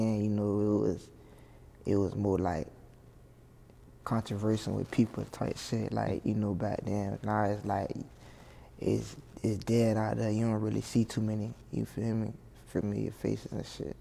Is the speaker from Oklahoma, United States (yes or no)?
no; Hollywood, Florida, United States; I'm from Liberia, Hollywood